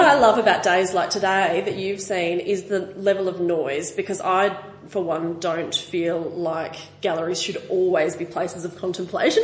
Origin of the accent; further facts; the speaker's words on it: Western District of Victoria, Australia; I'm from the Western District of Victoria